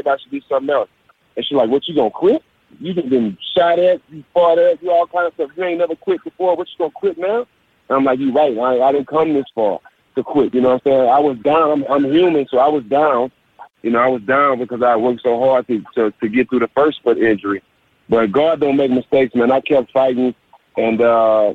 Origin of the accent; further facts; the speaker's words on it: Texas, United States; I'm from Texas